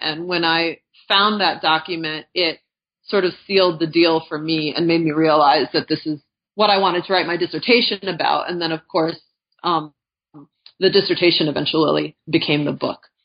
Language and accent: English; Gary, Indiana, United States; moved away as an adult; also born or lived in New York State / Philadelphia; now in Albuquerque, United States; I grew up in Northwest Indiana, right outside of Gary